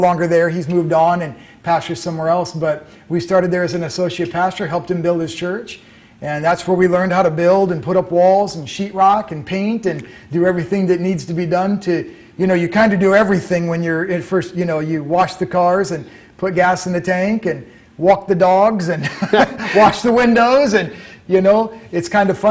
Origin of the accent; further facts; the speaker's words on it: Hampton, Iowa, United States; also born or lived in Tulsa, Oklahoma; now in Mason City, United States; I was born in Hampton, Iowa, which is a small town